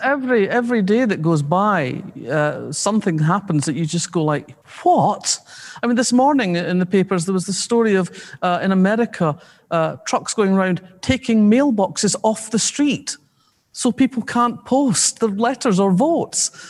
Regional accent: Scotland, United Kingdom; We're Scottish working class people of their generation

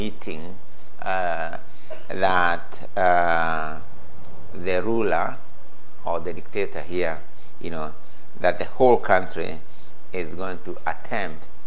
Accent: Kenya; first language Gikuyu; English is a second language; moved away; also born or lived in Leeds; I come from a three-language situation, every Kenyan will have their mother tongue

